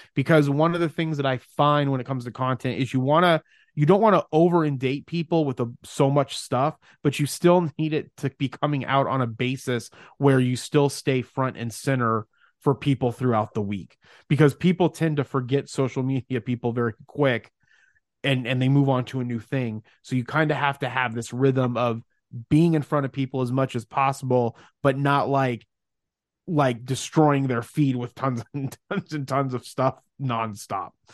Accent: Mesa, Arizona, United States; I'm from Mesa, Phoenix, Arizona, although our businesses are in Mesa, Arizona.

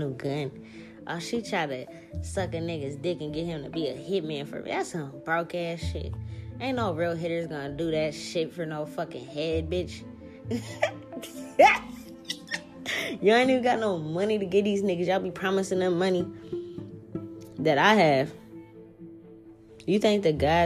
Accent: New Orleans, Louisiana, United States; moved away; I'm from New Orleans

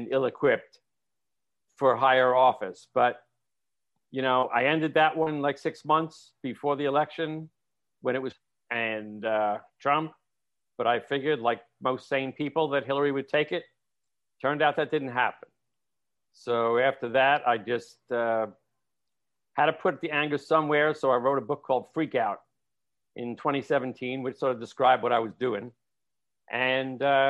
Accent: New York, United States; moved away as an adult; now in Los Angeles, United States; I'm a New Yorker living in exile in L.A. for the last 30 years

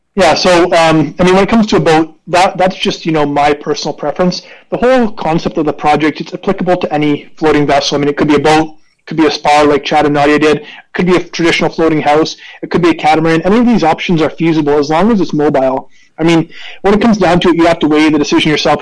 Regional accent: Canada; I am Canadian

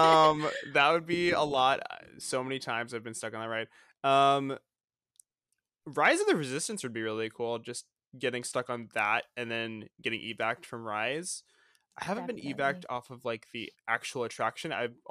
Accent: Florida, United States; moved away as an adult; now in California, United States; I grew up in Florida, so I lived like, I don't know, an hour from the park.

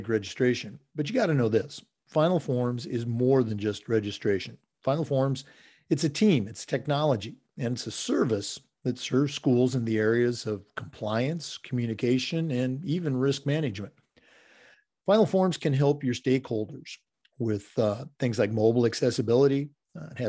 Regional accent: Oregon, United States; moved away as an adult; now in Florida, United States; I'm a few years older, growing up in Oregon

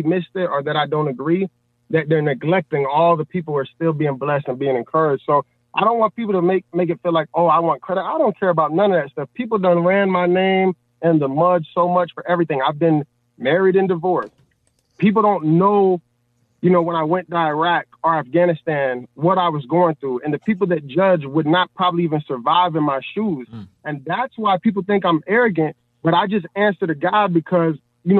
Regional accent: Chicago, Illinois, United States; I'm from Chicago

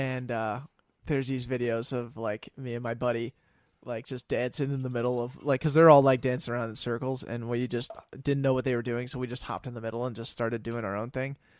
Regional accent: Denver, Colorado, United States; moved away as an adult; now in Minnesota, United States; I'm from Denver originally

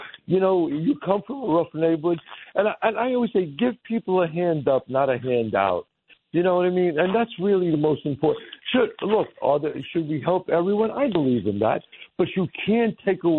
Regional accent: New York City, New York, United States; I'm still the same guy that I was when I grew up in the Bronx.

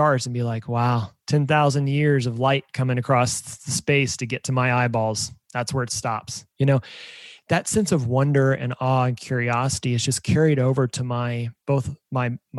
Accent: Emporia, Kansas, United States; moved away as an adult; now in Kansas City, United States; I'm from Kansas, about a small town called Emporia, about an hour and a half from here.

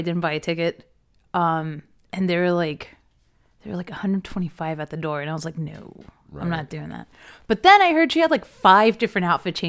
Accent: Norristown, Pennsylvania, United States; now in Texas, United States; I'm originally from the Philadelphia area.

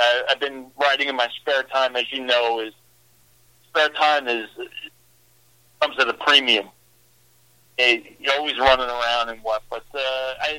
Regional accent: New York City, New York, United States; also born or lived in Long Island, New York; now in Midwest, United States; I'm just a humble guy from New York, Born and raised in Brooklyn, lived on Long Island

